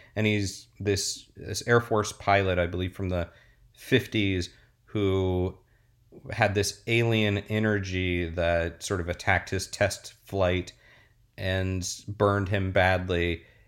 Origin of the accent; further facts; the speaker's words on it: Orlando, Florida, United States; I grew up with that in Orlando.